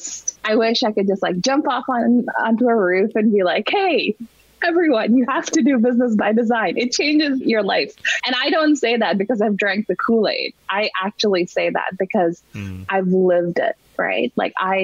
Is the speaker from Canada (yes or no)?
yes; Toronto, Ontario, Canada; moved away; we're from Toronto.